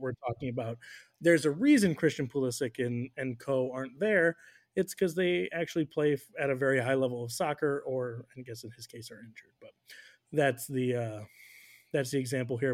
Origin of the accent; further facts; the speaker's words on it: United States; as an American